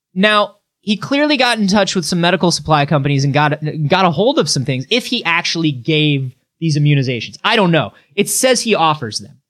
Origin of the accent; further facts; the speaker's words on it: Florida, United States; I'm from Florida